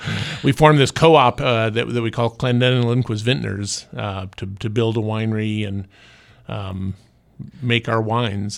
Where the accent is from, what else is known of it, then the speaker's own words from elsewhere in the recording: Orange County, California, United States; also born or lived in Santa Barbara County; I, I grew up in Orange County, went to U C Irvine